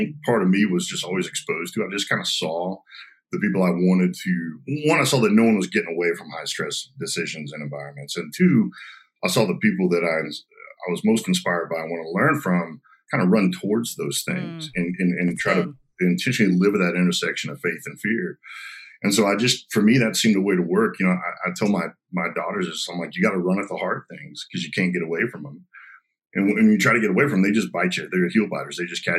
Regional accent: Garland, Texas, United States; also born or lived in Arkansas; I was born in Arkansas, you know, moved down here to Garland, went to school at the United States Naval Academy

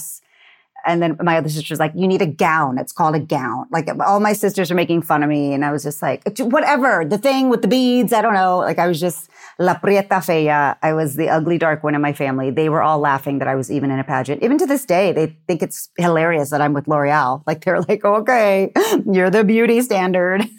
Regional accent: Texas, United States; I'm from Texas.

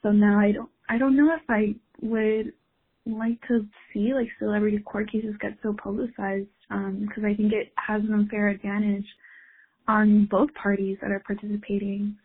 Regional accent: Miami, Florida, United States; now in Boston, United States; I'm from Miami, living in Boston currently.

